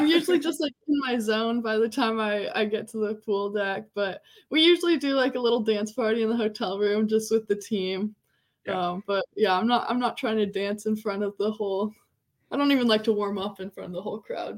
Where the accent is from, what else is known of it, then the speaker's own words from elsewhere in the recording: Alaska, United States; moved away as an adult; now in Austin, United States; growing up in Alaska